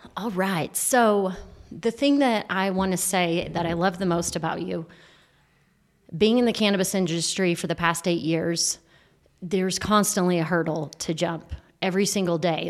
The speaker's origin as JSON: {"language": "English", "region": "Texas", "country": "United States", "also_born_or_lived": "California", "moved": "as an adult", "said": "I've just returned to Texas a year ago after being in California for eight years, and when I got back, I'm like, Yeah, I'm a Texan."}